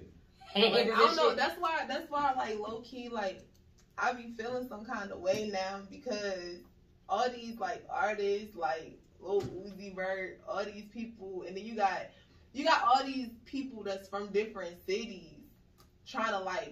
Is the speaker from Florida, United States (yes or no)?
no; Baltimore, Maryland, United States; I'm from Baltimore.